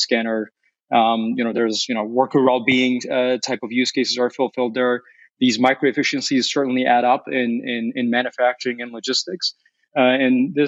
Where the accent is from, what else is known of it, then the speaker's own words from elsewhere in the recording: Chicago, Illinois, United States; Our North America headquarters here is in Chicago, or that's where I'm at right now. And also, I should note very briefly that as a Chicagoan, I'm a pizza snob as well